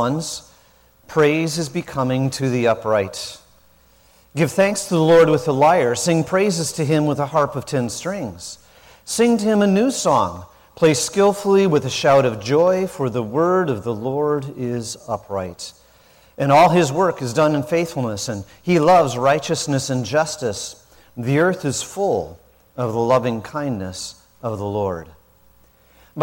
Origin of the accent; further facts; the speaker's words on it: South Dakota, United States; moved away; I didn't grow up in the South, I grew up in South Dakota